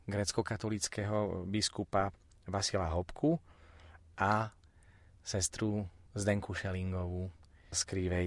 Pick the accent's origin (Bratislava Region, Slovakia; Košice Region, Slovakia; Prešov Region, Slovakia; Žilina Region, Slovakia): Prešov Region, Slovakia; Spišské Podhradie; v mojom rodnom meste, e, na Spišskej kapitule